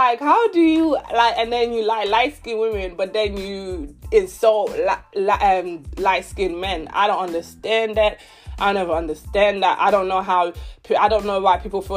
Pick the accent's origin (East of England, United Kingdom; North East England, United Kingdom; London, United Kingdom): London, United Kingdom; growing up in London, East London, growing up when I was in secondary school, primary school